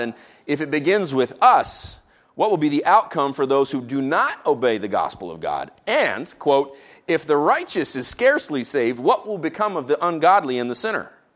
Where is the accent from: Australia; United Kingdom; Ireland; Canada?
Canada; I tried to speak the French I learned in our Canadian school system